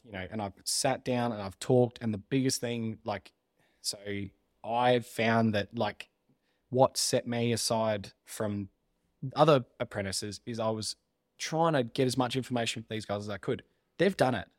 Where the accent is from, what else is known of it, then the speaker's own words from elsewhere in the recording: Mount Gambier, South Australia, Australia; moved away as an adult; now in Adelaide, Australia; I grew up in Mount Gambier